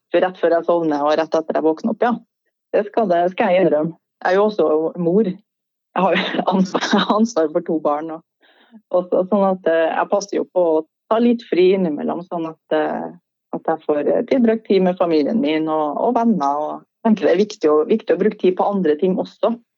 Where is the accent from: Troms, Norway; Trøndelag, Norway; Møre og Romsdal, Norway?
Trøndelag, Norway; Trondheim; accent: Trøndersk; Da var jeg flytta tilbake til, til Trondheim, da, der jeg vokste opp